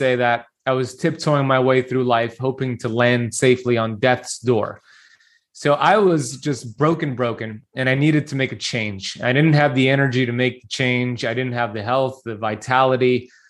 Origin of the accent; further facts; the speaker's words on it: Miami Beach, Florida, United States; So I grew up here in Miami Beach, Florida, born and raised